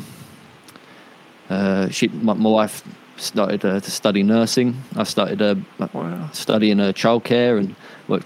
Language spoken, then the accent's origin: English; Isle of Sheppey, Kent, South East England, United Kingdom; moved away as an adult; now in Australia; I was born in Kent on the Isle of Sheppey, which is a little island off the mainland of England